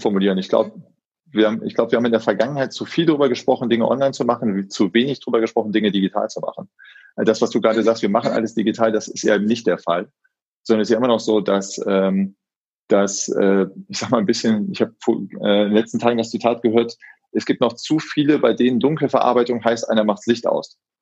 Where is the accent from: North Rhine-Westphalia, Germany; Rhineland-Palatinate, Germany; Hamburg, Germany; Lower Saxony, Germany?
North Rhine-Westphalia, Germany; Solingen; moved away; also born or lived in Frankfurt; Ich komme ganz gebürtig aus Solingen, mhm. also die mhm. Messerstadt. Mhm. Und äh, bin da auch aufgewachsen